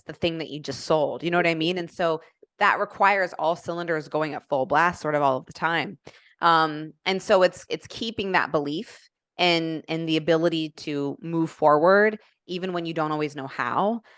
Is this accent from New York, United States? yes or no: no; Indianapolis, Indiana, United States; moved away as an adult; now in Atlanta, United States; born and raised in Indianapolis